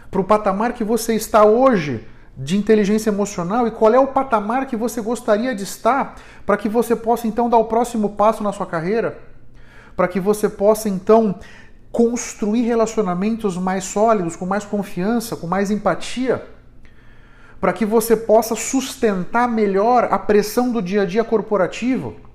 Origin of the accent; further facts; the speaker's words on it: São Paulo, Brazil; aqui em São Paulo, aqui na Zona Sul, Moema, Itaim, Vila Mariana, onde eu fui criado.